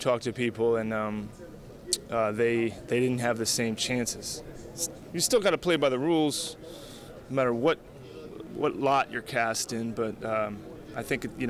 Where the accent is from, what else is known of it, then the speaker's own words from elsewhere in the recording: Alamo, California, United States; I grew up in Alamo, California